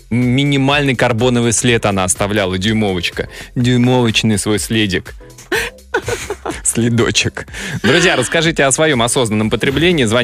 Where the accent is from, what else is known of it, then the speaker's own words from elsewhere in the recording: Moscow, Russia; ты что я москвич.